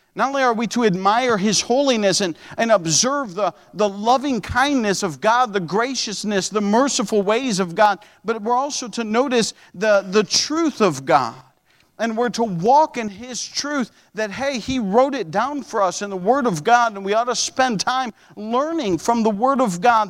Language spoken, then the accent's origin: English; upstate New York, United States; moved away as an adult; also born or lived in Ohio; in upstate New York. Upstate New York had car inspections. I remember I came to Bible college